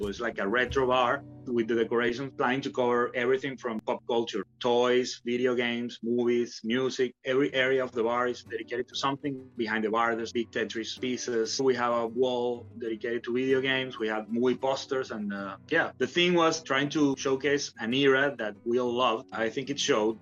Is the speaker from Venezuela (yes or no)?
yes; Venezuela; now in Barcelona, Spain; I grew up in Venezuela